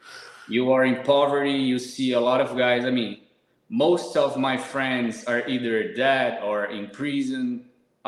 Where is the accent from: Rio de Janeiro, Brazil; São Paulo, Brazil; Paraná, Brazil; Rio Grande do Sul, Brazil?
São Paulo, Brazil; English is a second language; moved away as an adult; now in Portugal; I'm from Brazil, São Paulo, big city.